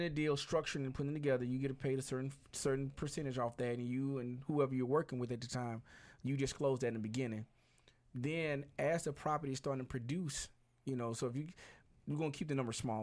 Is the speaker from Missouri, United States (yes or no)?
no; Birmingham, Alabama, United States; moved away; I'm originally from Birmingham, Alabama, which is about two, two hours and some change away.